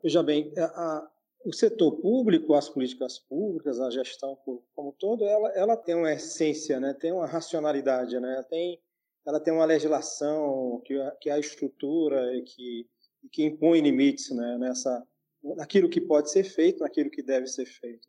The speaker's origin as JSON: {"language": "Portuguese", "town": "Teresina", "region": "Piauí", "country": "Brazil", "said": "Sou apaixonado pela, pela minha terra"}